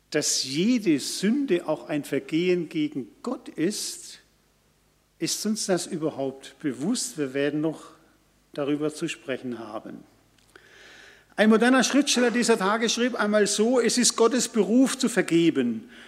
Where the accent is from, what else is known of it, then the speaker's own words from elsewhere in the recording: Karlsruhe, Baden-Württemberg, Germany; Karlsruhe, meine Heimat, benutzt noch zentrale Bußgeldstelle.